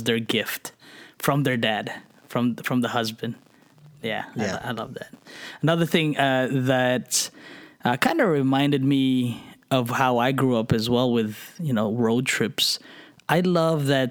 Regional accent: New Jersey, United States; moved away; we lived in New Jersey. I grew up in New Jersey.

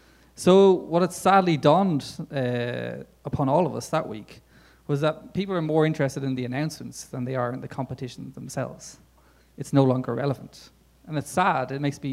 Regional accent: Dublin, Leinster, Ireland; the World of Coffee came to Dublin, my hometown.

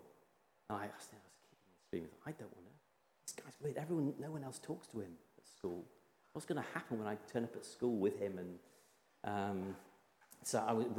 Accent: Yorkshire and the Humber, United Kingdom; When I was a young lad growing up in Yorkshire

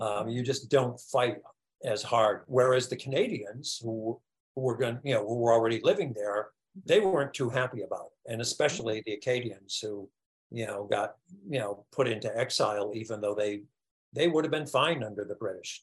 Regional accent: United States; writing as an American

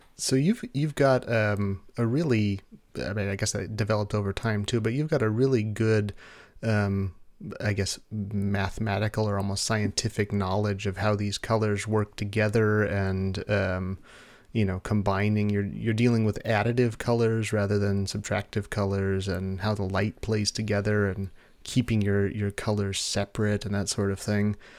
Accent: United States; I'm stereotyping myself as an American

